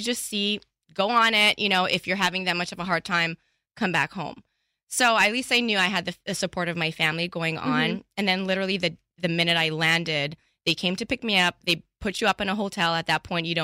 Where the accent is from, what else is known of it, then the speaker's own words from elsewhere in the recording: Canada; accent: Canadian or French; moved away; also born or lived in Montreal; I'm Canadian